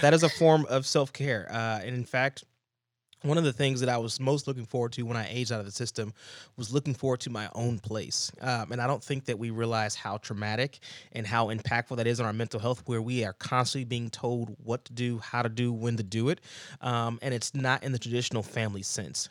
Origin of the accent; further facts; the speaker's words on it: Georgia, United States; moved away; I go down to my grandma's house, somewhere where I grew up, a, a place where I grew up down in Georgia